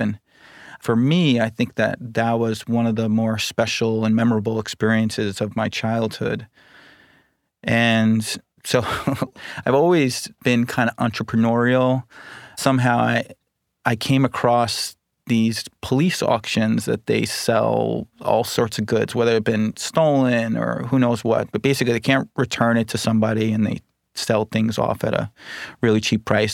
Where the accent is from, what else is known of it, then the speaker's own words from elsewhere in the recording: Huntington, New York, United States; So I grew up on Long Island in the Huntington area, so it's Suffolk County